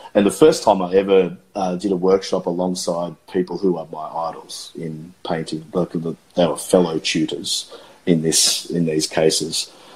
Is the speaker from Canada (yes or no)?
no; Australia; I am a watercolorist from Australia